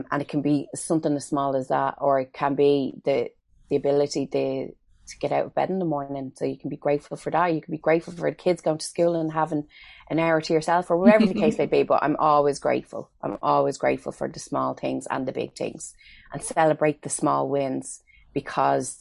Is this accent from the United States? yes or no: no; Ireland; as Irish people